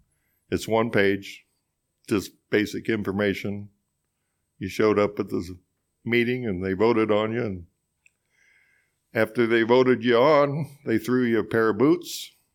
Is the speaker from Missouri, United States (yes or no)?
yes; Couch, Missouri, United States; Well, I grew up on a dairy farm southeast of town, and my dad milked cows there